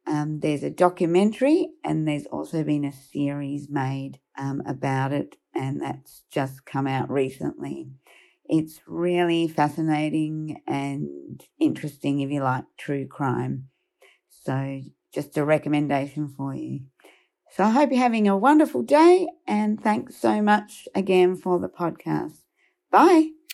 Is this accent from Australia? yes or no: yes; Perth, Western Australia, Australia; I'm from Perth in Western Australia